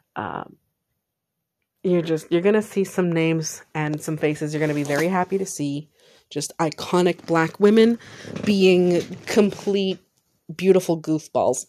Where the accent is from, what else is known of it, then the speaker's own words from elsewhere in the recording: San Jose, California, United States; I was born in California, specifically San Jose.